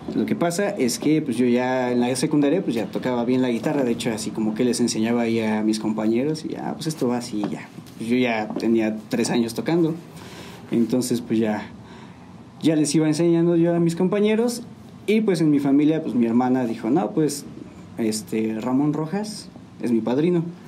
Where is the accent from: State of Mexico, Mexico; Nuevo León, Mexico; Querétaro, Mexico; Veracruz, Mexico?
Querétaro, Mexico; San Juan del Río; Soy de aquí de San Juan del Río. Este, mis papás igual son de aquí. Todos somos de aquí.